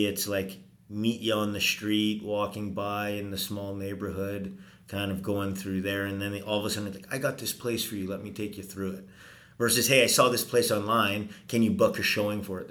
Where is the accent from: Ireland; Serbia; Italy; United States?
Italy; Venice, Veneto; now in Edmonton, Canada; I was born in Venice.